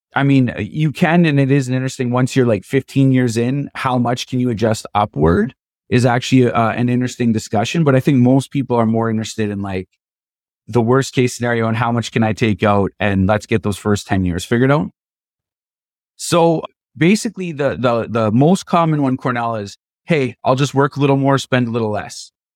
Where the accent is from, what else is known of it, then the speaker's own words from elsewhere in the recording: Canada; as a Canadian